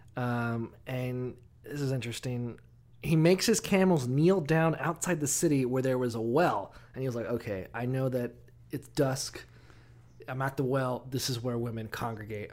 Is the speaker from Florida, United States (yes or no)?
yes; Orlando, Florida, United States; I'm from Orlando